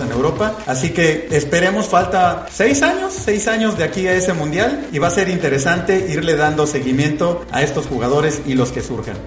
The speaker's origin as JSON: {"language": "Spanish", "country": "Mexico", "said": "los que vivimos en este país"}